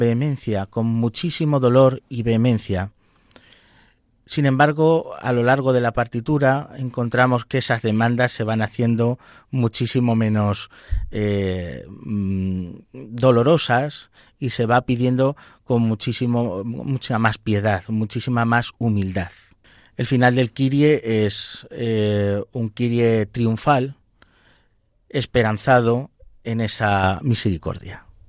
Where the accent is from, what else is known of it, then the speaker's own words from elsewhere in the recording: Valdepeñas, Castilla-La Mancha, Spain; tengo parte de mi corazón en mi pueblo, en Valdepeñas